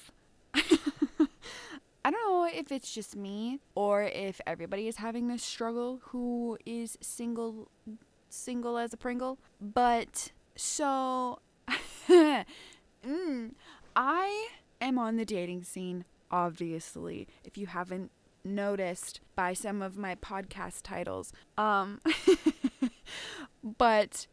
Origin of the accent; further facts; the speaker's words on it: Ontario, Canada; I live in a fucking small ass town